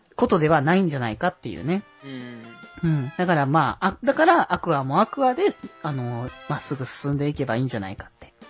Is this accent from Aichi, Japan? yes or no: yes; Aichi, Japan; 僕は名古屋民ではないので、東京、あ、愛知と言っても